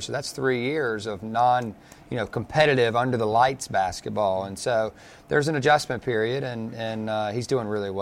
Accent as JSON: {"language": "English", "town": "Durham", "region": "North Carolina", "country": "United States", "tie": "born or raised there", "moved": "yes", "said": "I was born in Durham."}